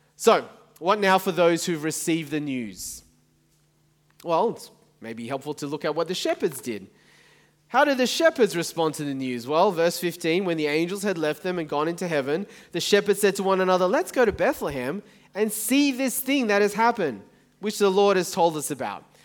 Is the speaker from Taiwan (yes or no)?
yes; Taiwan; moved away; I was born in Taiwan, my family are from Taiwan